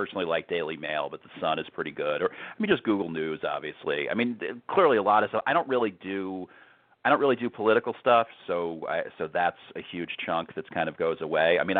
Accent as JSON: {"language": "English", "region": "New York", "country": "United States", "tie": "born or raised there", "said": "I grew up in New York."}